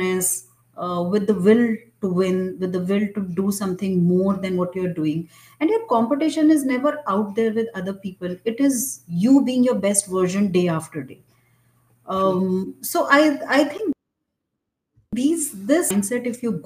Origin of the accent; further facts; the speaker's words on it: India; I thought of myself as an Indian